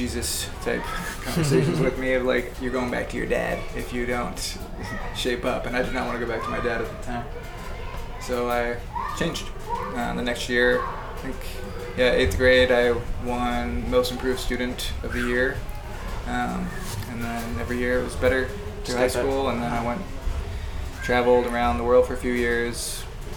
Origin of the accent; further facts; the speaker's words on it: Kirkland, Redmond, Orcas Island, Washington, United States; now in Seattle, United States; growing up in Kirkland Redmond